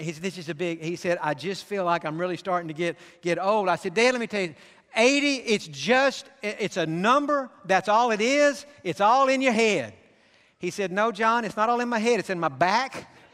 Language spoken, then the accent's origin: English; Pasadena, California, United States; I grew up in Pasadena.